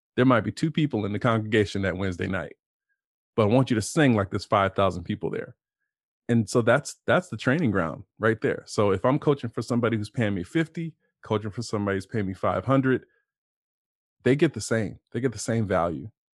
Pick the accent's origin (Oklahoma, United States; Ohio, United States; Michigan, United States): Ohio, United States; Lima / Cincinnati; born or raised there; also born or lived in Toledo, Ohio